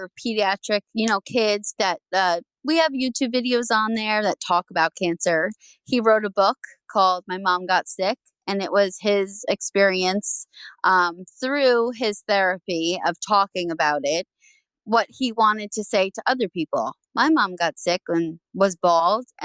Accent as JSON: {"language": "English", "region": "New Jersey", "country": "United States", "tie": "born or raised there", "said": "I'm originally from New Jersey, born and raised, still here."}